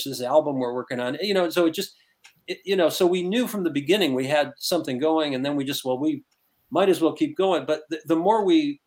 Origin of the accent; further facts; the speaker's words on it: Detroit, Michigan, United States; growing up in Detroit